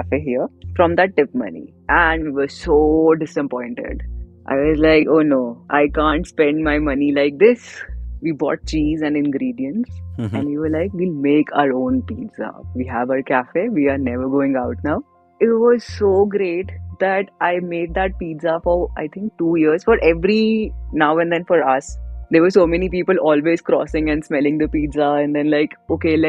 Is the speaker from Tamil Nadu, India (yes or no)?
no; Delhi, India; moved away as an adult; now in Dharamkot, India; I was born in Delhi, raised in Delhi, been all my life there only